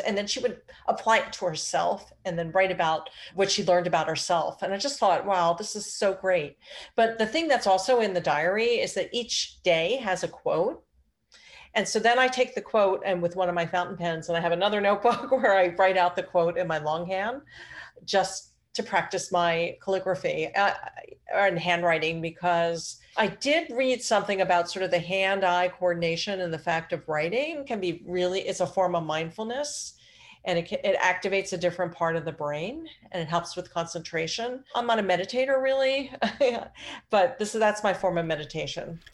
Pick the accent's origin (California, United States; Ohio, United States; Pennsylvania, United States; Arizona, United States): Pennsylvania, United States; Philadelphia; moved away; I grew up in Phil, the Philly area.